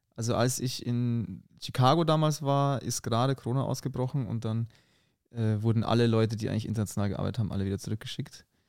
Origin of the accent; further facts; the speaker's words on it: Munich, Bavaria, Germany; accent: rolling R; moved away as an adult; now in Berlin, Germany; Ich komme aus München